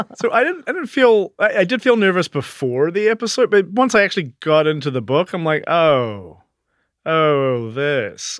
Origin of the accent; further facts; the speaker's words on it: South Island, New Zealand; now in New York City, United States; I came from New Zealand